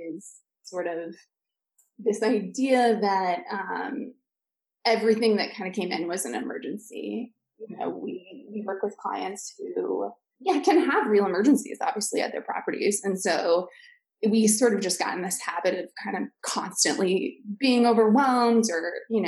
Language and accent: English; Seattle, Washington, United States; moved away as an adult; now in Washington, D.C., United States; Originally, I'm from Seattle, but moved to DC, I think exactly 10 years ago